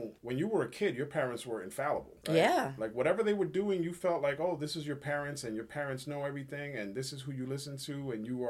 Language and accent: English; New York City, New York, United States; I happen to be born and raised in the Bronx